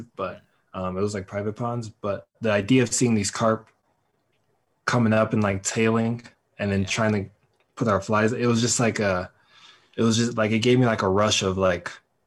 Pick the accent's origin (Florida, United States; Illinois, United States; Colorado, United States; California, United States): Colorado, United States; Denver; I grew up fishing here in Denver with my grandfather